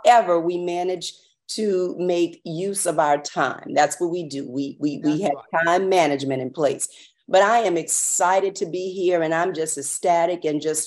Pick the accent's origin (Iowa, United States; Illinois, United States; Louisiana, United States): Louisiana, United States; New Roads; I'm a small town girl. I am from New Roads, Louisiana